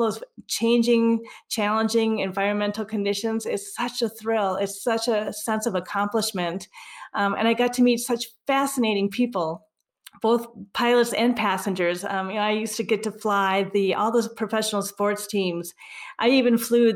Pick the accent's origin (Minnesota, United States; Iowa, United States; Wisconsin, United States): Minnesota, United States; now in Colorado, United States; I'm originally from Minnesota